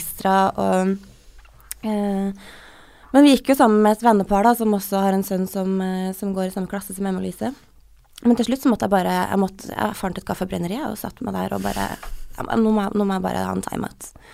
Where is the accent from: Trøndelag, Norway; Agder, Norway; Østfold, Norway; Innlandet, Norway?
Trøndelag, Norway; accent: Trøndersk; jeg bytter veldig på å snakke mellom trønder og bokmål og den derre dialekten min